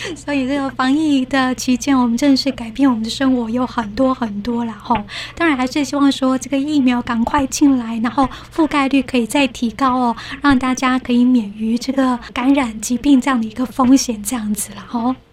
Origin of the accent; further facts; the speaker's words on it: Taiwan; 我们台湾人